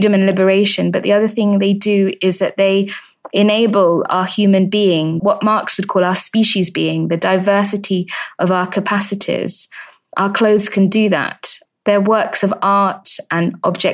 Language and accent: English; United Kingdom; I'm British